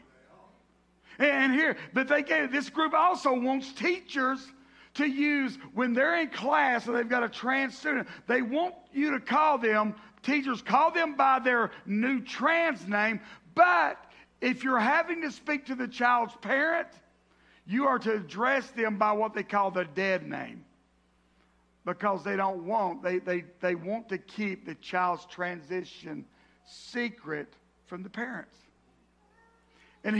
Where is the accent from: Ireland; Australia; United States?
United States; the South; I grew up in the South